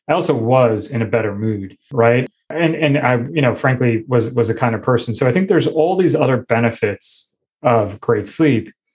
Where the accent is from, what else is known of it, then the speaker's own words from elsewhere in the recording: New Jersey, United States; moved away as an adult; also born or lived in Michigan; I grew up in New Jersey